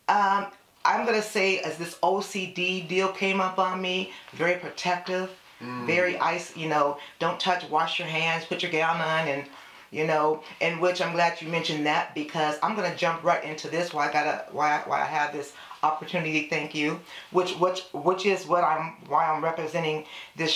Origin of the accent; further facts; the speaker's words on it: San Jose, California, United States; now in Elk Grove, United States; I am born and raised in San Jose, California